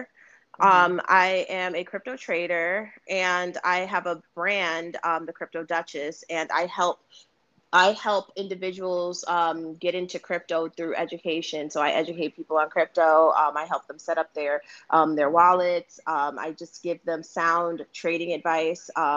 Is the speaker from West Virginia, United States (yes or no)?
no; New York City, New York, United States; also born or lived in Bronx, New York; now in Yonkers, United States; I originally grew up in Harlem